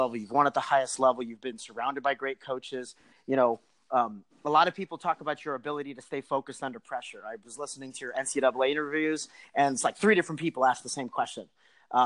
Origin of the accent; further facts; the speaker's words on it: United States; now in Texas, United States; Mal and I live in Texas now. We're both from New York, New Jersey